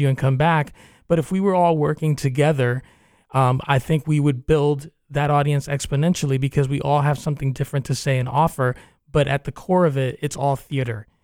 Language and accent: English; New York, United States; also born or lived in Cuba (parents) / Spain (grandparents); now in Central Florida, United States; I was born in New York, but, uh, my parents are from Cuba